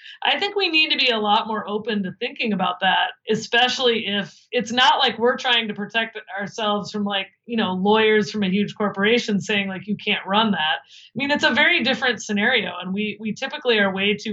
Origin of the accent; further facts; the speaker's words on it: Midwest, United States; now in New Jersey, United States; I'm from the Midwest